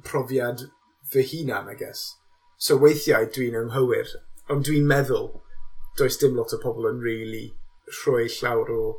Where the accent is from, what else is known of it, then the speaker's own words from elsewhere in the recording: Newport, Wales, United Kingdom; Welsh is a second language; dwi'n dod o gas newydd a dysgais i Cymraeg